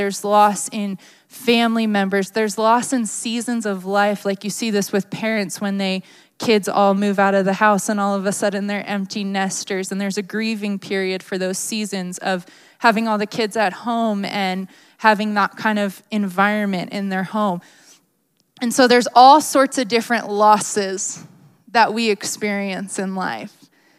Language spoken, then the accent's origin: English; Maryland, United States; I grew up in Maryland, as you guys know, but I wasn't really a crier.